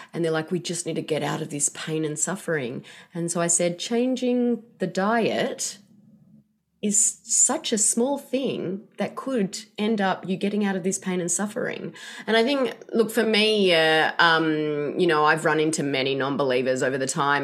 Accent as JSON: {"language": "English", "country": "Australia", "moved": "yes", "lives_now": "Seattle, United States", "said": "I'm not from here, as you can tell by my accent. But, um, in Australia"}